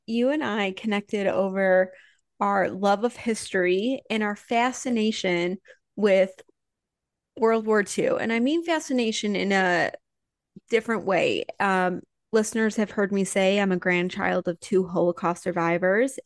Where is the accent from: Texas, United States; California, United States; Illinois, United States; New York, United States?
Illinois, United States; Highland Park; I grew up in Chicago during the Bulls era